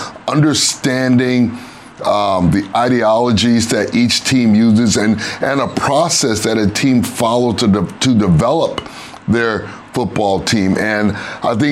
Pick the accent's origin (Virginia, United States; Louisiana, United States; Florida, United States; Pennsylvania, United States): Florida, United States; Miami; And it's my hometown. I went to high school here, played college football here